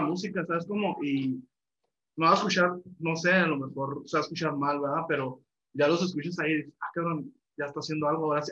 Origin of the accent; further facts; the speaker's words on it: Chihuahua, Mexico; yo crecí ahí en la Villanueva.